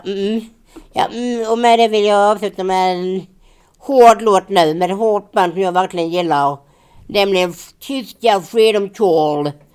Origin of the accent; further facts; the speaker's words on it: Finja, Skåne, Sweden; när vi bodde hemma i Finja